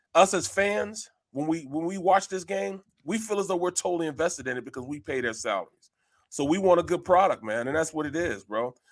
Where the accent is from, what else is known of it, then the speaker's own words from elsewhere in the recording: St. Louis, Missouri, United States; moved away; I'm from Saint Louis